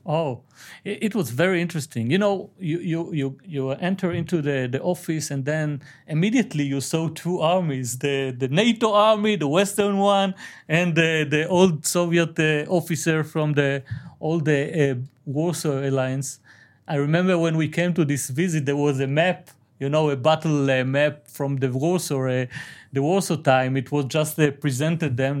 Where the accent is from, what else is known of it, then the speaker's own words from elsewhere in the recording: Aleppo, Aleppo Governorate, Syria; I'm from Halep